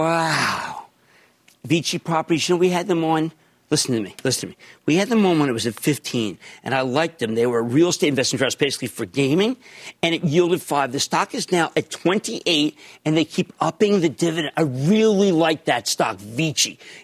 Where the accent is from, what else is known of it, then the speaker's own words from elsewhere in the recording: New Jersey, United States; Oh, my home state of New Jersey